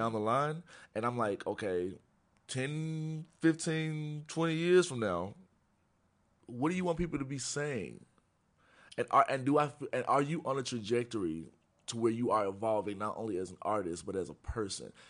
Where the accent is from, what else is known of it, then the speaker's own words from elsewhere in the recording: Memphis, Tennessee, United States; moved away as an adult; now in Chicago, United States; I'm from Tennessee. I grew up in Memphis